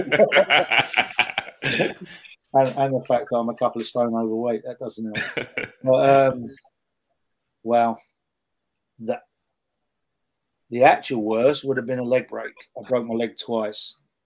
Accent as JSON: {"language": "English", "region": "England", "country": "United Kingdom", "said": "a national team role in my home country. You know, some people that might have an answer to that and say that I wasn't good enough or I didn't deserve it. But I got turned down more than once to work with the England women's national team"}